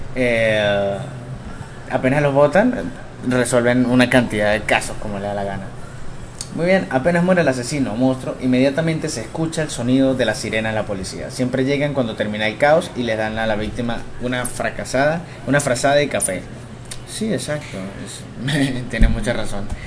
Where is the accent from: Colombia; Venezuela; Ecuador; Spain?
Venezuela; aquí en mi país